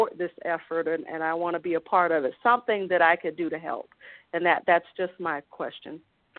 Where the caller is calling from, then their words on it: Colorado Springs, Colorado, United States; Hi. Yes, I'm … from Colorado Springs, and I was just calling.